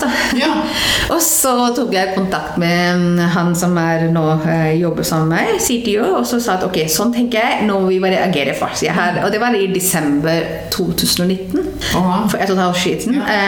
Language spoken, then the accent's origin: Norwegian; Delhi, India; Norwegian is a second language; moved away as an adult; now in Norway; jeg kommer jo fra India, det har jeg jo ikke sagt det. Ja. Ja. Um, vokst opp i Delhi